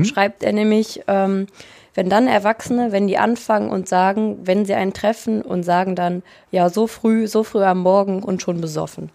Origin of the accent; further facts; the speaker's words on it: Rösrath, North Rhine-Westphalia, Germany; Und ich komme aus Rüßrath, aus dem Bergischen Land